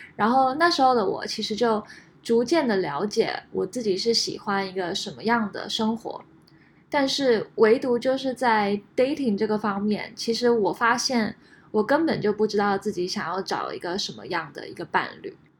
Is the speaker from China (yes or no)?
no; Taiwan; moved away as an adult; also born or lived in United States / France; now in San Francisco Bay Area, United States; 我在台湾长大，后来在美国留学